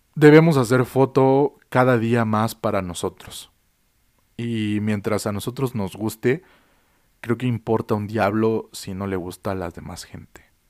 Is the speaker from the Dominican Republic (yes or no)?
no; Mexico; also born or lived in Mexico City; vivo en la Ciudad de México, de que soy mexicano